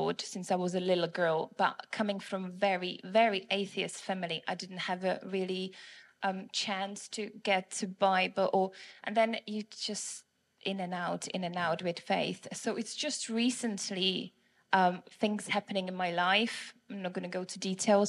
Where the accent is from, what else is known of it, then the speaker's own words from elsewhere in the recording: Prague, Czechia; moved away as an adult; now in England, United Kingdom; my accent is from Prague, Czech Republic